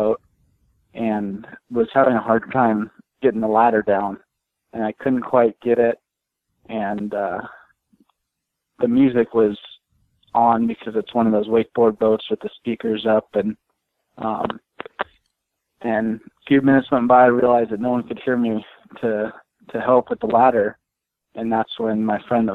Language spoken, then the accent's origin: English; San Diego, California, United States; I was born and raised in San Diego, California